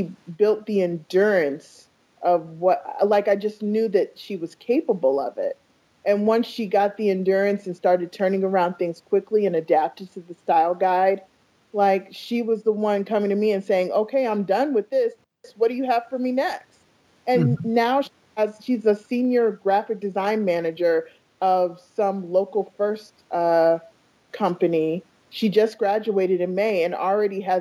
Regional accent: New York City, New York, United States; also born or lived in Iowa; now in Phoenix, United States; I was born in New York

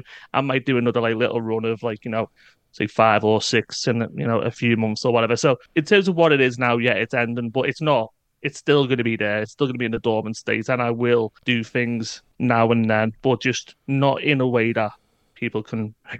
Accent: United Kingdom; I mean, being classic British here, I've got to talk about the weather.

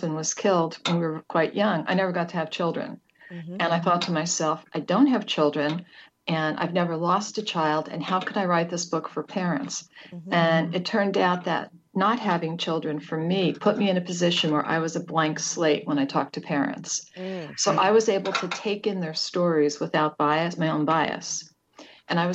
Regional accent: United States; moved away; I grew up right outside of New York City

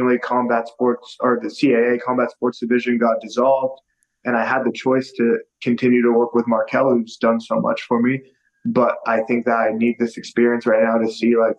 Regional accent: Las Vegas, Nevada, United States; I'm from Las Vegas

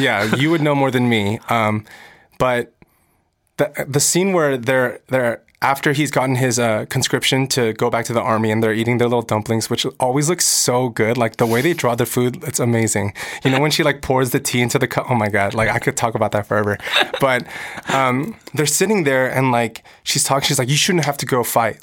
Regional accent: United States; I'm American. I'm growing up in America. I speak English.

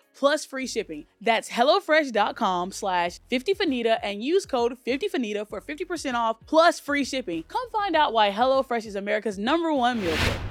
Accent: Alabama, United States; moved away; I grew up in Alabama and I went to, like, an all-white school

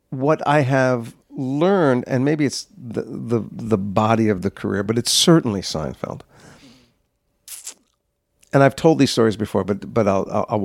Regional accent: New Jersey, United States; I grew up in New Jersey, and I fell in love with the theater.

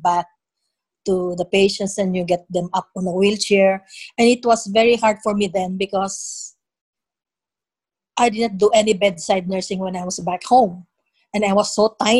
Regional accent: Manila, Metro Manila, Philippines; moved away as an adult; now in Hercules, United States; I was born and raised in Manila, in the Philippines.

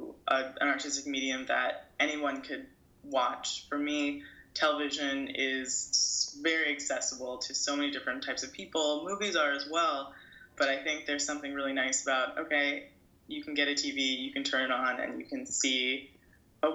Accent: New York City, New York, United States; born or raised there; moved away as an adult; also born or lived in Brooklyn, New York; now in Los Angeles, United States

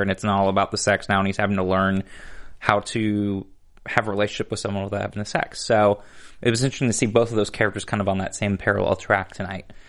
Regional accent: Chicago, Illinois, United States; moved away; I was born in Chicago

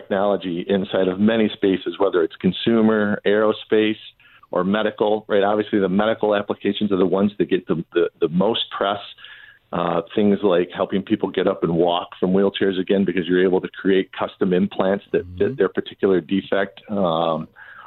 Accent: Southeast Michigan, United States; I grew up in Southeast Michigan

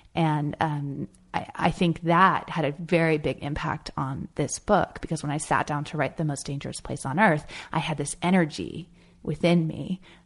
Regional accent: Marin County, California, United States; moved away as an adult; also born or lived in Chicago / New York / Los Angeles; being a teenager growing up in Marin County, California, and I lived, you know, in the same house, in the same town for eighteen years

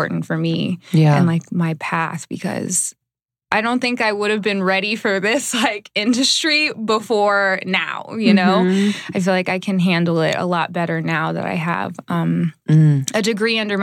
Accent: Dallas, Texas, United States; also born or lived in Iowa; now in Los Angeles, United States; I'm originally from Dallas

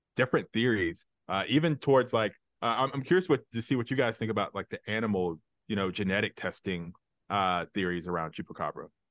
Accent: Alabama, United States; I grew up in Alabama

